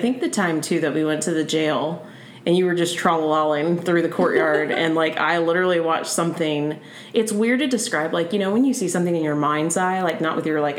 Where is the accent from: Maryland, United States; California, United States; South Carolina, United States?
South Carolina, United States; moved away; also born or lived in Virginia / Massachusetts; And I was born in South Carolina.